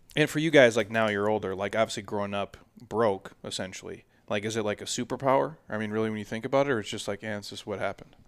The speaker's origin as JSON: {"language": "English", "region": "Minnesota", "country": "United States", "tie": "born or raised there", "moved": "yes", "said": "I grew up in Minnesota"}